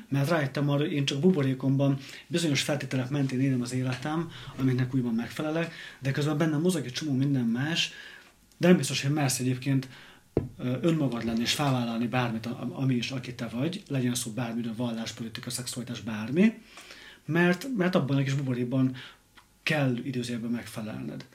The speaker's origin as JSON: {"language": "Hungarian", "country": "Hungary", "also_born_or_lived": "London", "moved": "as an adult", "said": "én kisvárosból származok"}